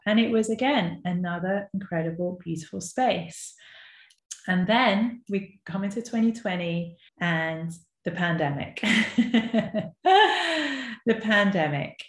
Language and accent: English; London, United Kingdom; also born or lived in Leeds / Tel Aviv, Israel; growing up in London, there was plenty of sort of Jewish influences.